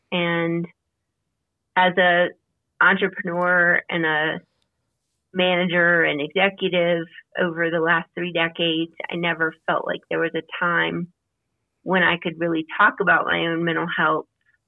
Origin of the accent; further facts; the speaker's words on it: Louisiana, United States; now in Colorado, United States; I grew up in Louisiana. I've moved a lot, and I now reside in Colorado, and I am in my 50s